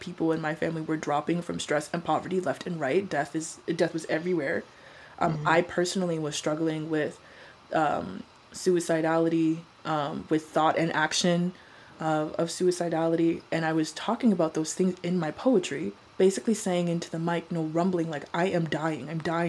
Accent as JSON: {"language": "English", "region": "Colorado", "country": "United States", "tie": "born or raised there", "also_born_or_lived": "Arizona", "said": "I had to make it out of there. The suburbs of Arizona were not for me. I grew up in Colorado. I'm a mountain girl. Arizona, something different."}